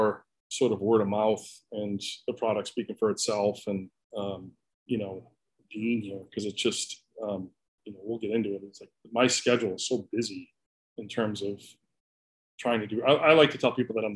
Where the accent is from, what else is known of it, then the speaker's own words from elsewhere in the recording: Boston, Massachusetts, United States; moved away as an adult; I grew up in Boston, spent my whole life there. We moved here about 6 years ago.